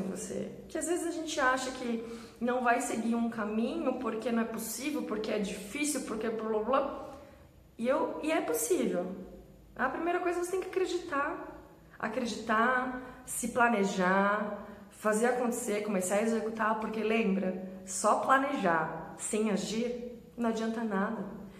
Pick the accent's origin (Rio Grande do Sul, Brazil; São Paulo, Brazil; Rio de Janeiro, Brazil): São Paulo, Brazil; Sorocaba; Eu sou de Sorocaba, em, trabalhava em São Paulo